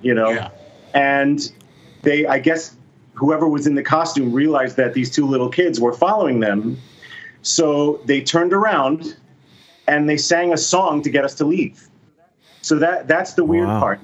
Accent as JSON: {"language": "English", "town": "Miami", "region": "Florida", "country": "United States", "tie": "born or raised there", "said": "I grew up in Miami, which is about four hours away from Disney World"}